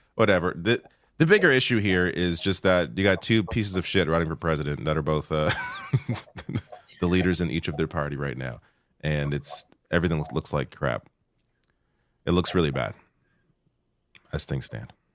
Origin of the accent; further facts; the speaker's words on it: Canada; I'm Canadian